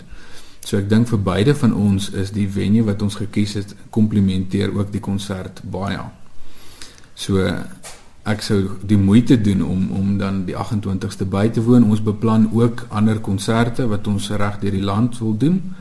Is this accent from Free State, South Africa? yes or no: yes; Free State, South Africa; moved away; also born or lived in Ventersburg / Bloemfontein / Pretoria; ons kom altyd van die Vrystaat af